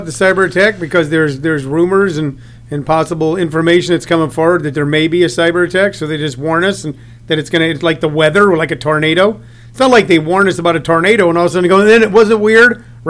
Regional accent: St. Louis, Missouri, United States; I grew up in St. Louis, reading both newspapers.

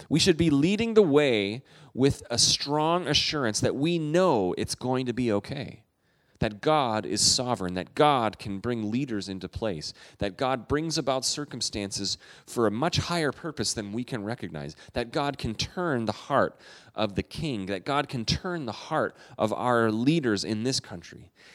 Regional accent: Canada; I'm a Canadian

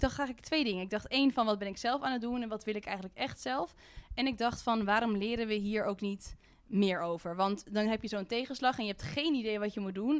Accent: Haarlem, North Holland, Netherlands; ik kom uit Haarlem

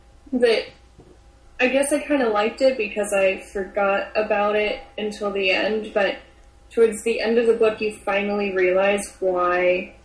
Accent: United States; I'm American.

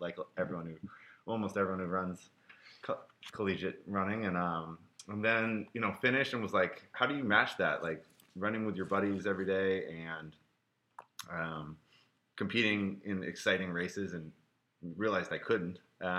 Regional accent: Portland, Oregon, United States; I grew up in Portland, Oregon, where we are

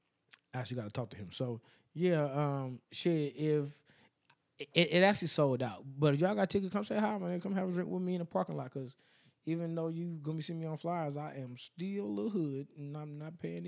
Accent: Las Vegas, Nevada, United States

